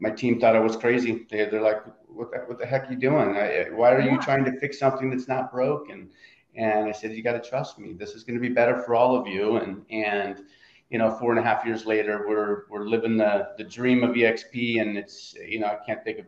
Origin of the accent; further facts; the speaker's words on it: Oregon, United States; Oregon, grew up, born and raised in Oregon, and ended up in Southern Oregon after college